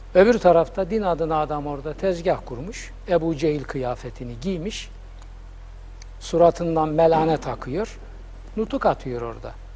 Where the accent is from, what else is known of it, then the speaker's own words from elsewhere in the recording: Black Sea Region, Turkey; accent: Karadeniz; bizim Karadeniz şivesiyle